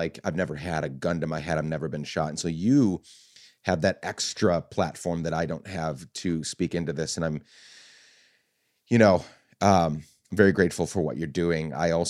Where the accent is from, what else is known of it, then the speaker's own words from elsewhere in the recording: Guatemala; I grew up in a very violent country. I grew up in Guatemala.